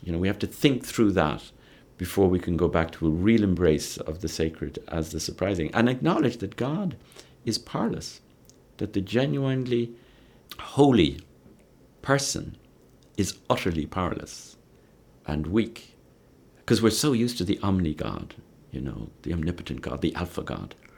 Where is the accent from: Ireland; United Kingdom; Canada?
Ireland; growing up in Ireland, where I saw Protestants and Catholics killing each other in the name of religion